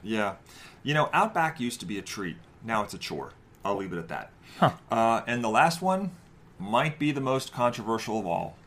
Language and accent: English; New Jersey, United States; moved away; also born or lived in New York; I'm from New Jersey and New York before that, where bagels are a thing.